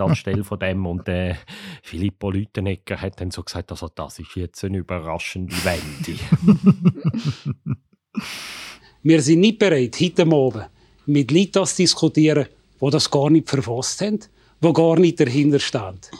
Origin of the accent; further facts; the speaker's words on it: Switzerland; Bei uns in der Schweiz